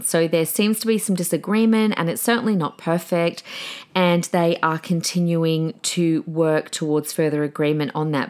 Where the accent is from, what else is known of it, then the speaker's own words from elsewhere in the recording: Australia; also born or lived in Adelaide; now in Brisbane, Australia; decades of being an Australian